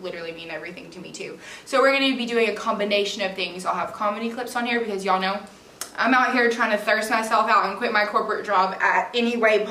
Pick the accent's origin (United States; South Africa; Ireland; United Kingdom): United States; Georgia; also born or lived in Florida; I moved to Georgia on my literal 9th birthday